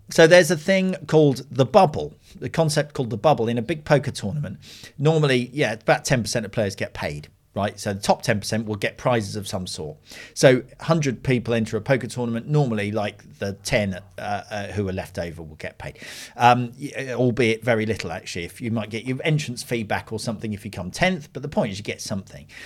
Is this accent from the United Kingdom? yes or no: yes; United Kingdom; being British